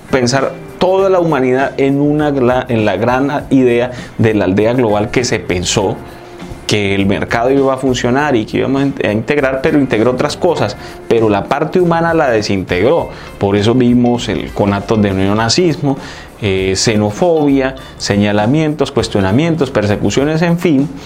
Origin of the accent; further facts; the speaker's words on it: Colombia; lo que tenemos que buscar como colombianos